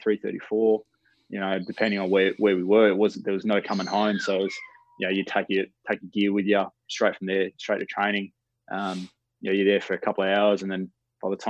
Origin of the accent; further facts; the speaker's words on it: Palmyra, Western Australia, Australia; I grew up in the Palmyra region, which is East Fremantle zone over here